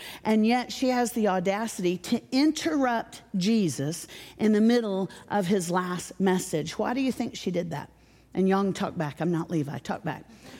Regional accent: Nashville, Tennessee, United States; I'm from Nashville.

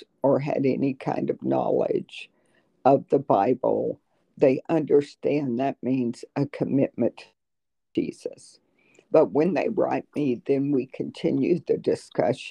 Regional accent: South Georgia, United States; moved away as an adult; also born or lived in North Florida; now in Terre Haute, United States; I'm originally from South Georgia and North Florida, and I attended the University of Florida

